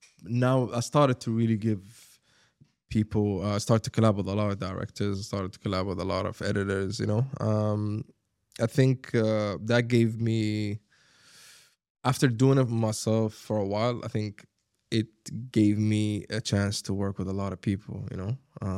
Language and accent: English; Sharjah, United Arab Emirates; English is a second language; also born or lived in Abu Dhabi; I grew up in Sharjah, right?